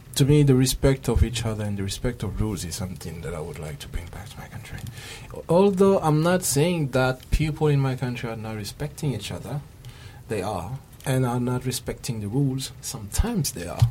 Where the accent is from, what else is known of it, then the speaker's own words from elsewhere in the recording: Senegal; moved away as an adult; now in Japan; I come from Senegal, and uh, I'm studying at KIC, Kobe Institute of Computing